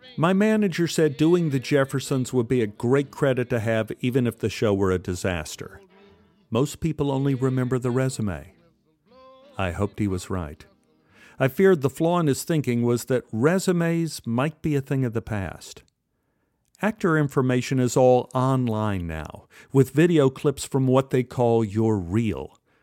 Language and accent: English; Dallas, Texas, United States; Growing up in Oak Cliff, television was the window to my world